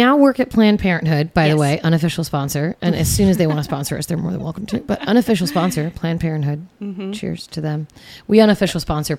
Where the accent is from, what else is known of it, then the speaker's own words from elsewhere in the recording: Seattle, Washington, United States; moved away; I grew up in Seattle.